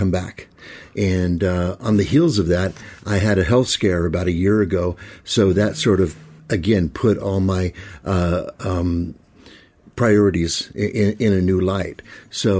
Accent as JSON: {"language": "English", "town": "Los Angeles", "region": "California", "country": "United States", "tie": "born or raised there", "also_born_or_lived": "Washington State / Oregon", "moved": "as an adult", "lives_now": "Dunedin, New Zealand", "said": "I was born in Washington State, moved to Oregon as a child, but was mostly raised in Los Angeles"}